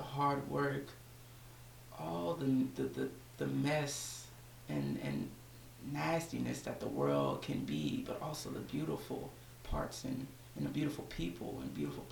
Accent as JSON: {"language": "English", "town": "DeSoto", "region": "Texas", "country": "United States", "said": "I'm 22 years old, and I'm from Dallas, Texas, specifically DeSoto."}